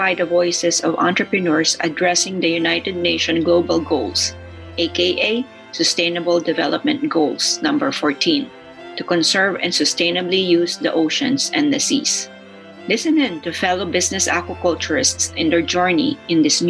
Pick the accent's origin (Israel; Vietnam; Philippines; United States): Philippines; I am from the Philippines